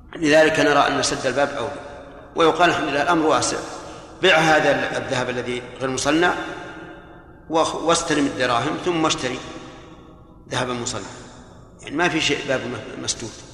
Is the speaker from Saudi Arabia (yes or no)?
yes; Saudi Arabia; هنا في عندنا في, في المملكة